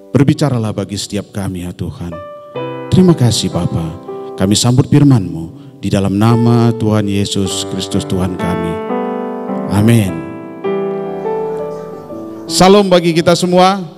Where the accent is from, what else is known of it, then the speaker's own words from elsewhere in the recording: North Sumatra, Indonesia; born there; saya ini dilahirkan di satu daerah di Tanah Karo ya tetapi opung kami berasal dari Batak Toba … saya lahir di Tanah Karo